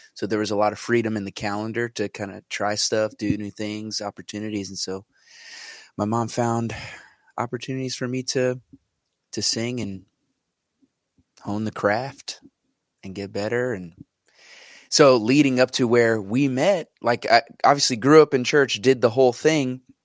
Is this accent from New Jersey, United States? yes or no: yes; New Jersey, United States; born and raised in New Jersey.